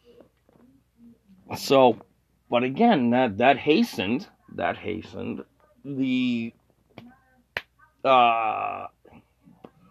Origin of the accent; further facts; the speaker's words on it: Canada; I'm Canadian